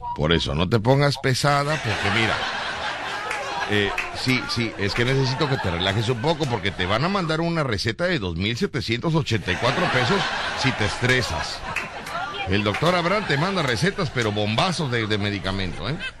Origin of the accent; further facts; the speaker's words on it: Mexico; yo soy mexicano